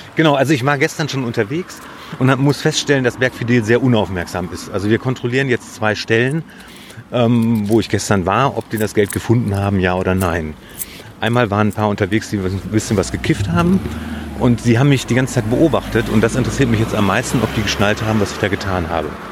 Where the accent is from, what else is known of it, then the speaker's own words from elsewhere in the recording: Bielefeld, North Rhine-Westphalia, Germany; also born or lived in Münster; ich bin in Bielefeld zur Schule gegangen